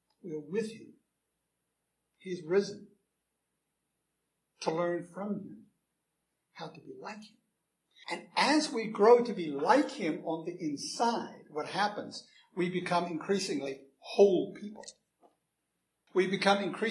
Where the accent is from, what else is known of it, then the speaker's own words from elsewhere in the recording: United States; I'm an American